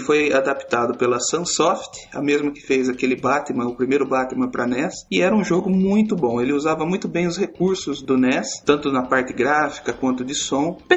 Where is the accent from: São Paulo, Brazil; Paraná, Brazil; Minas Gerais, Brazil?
São Paulo, Brazil; Cordeirópolis; eu tenho 30 anos, sou de Corderópolis, interior de São Paulo.